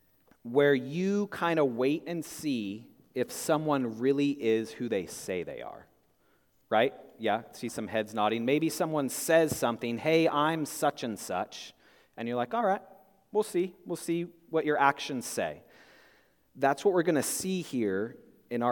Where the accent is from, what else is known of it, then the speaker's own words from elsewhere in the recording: Spokane, Washington, United States; in high school, I grew up in Spokane, Washington